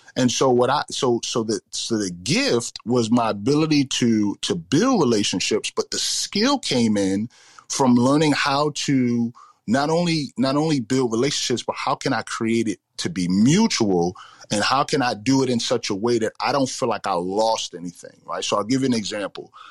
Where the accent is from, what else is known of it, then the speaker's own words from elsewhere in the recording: New York City, New York, United States; growing up in the Bronx, uh, you know, South Bronx in the, in the 80s and the 90s